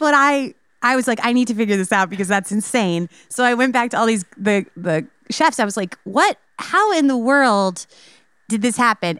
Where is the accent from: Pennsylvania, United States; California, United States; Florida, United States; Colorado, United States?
Colorado, United States; Telluride; born or raised there; accent: Chicago; also born or lived in Chicago, Illinois